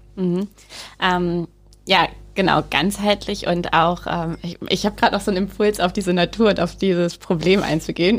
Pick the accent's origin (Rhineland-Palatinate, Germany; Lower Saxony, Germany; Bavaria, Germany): Bavaria, Germany; Rehling; also born or lived in Wisconsin, United States; in den Ort in Rehling, wo ich aufgewachsen bin